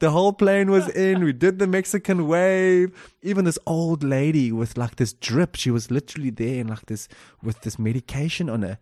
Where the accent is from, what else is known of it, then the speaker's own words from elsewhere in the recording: Cape Town, Western Cape, South Africa; moved away as an adult; also born or lived in England; I'm also born in South Africa, the beautiful South Africa, down in Cape Town